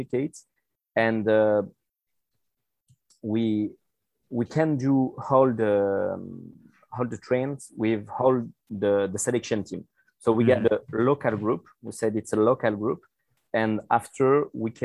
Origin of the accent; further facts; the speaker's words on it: Saint-Étienne, Auvergne-Rhône-Alpes, France; English is a second language; now in Guadeloupe; I was born in France, in Saint-Étienne